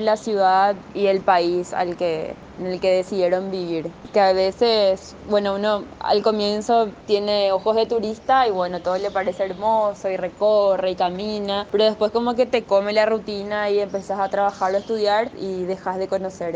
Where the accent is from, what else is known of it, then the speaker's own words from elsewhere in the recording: Asunción, Paraguay; moved away as an adult; now in Buenos Aires, Argentina; nací en Asunción, Paraguay